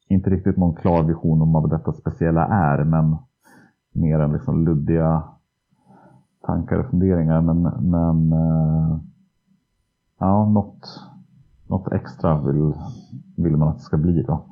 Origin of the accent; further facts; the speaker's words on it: Söderhamn, Gävleborg County, Sweden; i Söderhamn då, där jag är uppvuxen